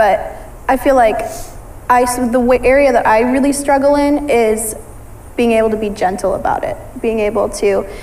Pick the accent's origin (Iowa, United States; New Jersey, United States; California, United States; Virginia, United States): Iowa, United States; Ankeny; I grew up, I mean, around the Des Moines area. I've always lived in Ankeny.